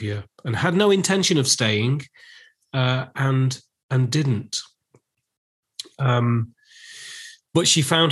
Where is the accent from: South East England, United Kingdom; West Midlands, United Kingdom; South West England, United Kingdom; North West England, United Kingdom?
North West England, United Kingdom; Lancashire; also born or lived in Manchester / London; I'm actually from Lancashire. So I wasn't brought up in Manchester. I was brought up in the villages of Lancashire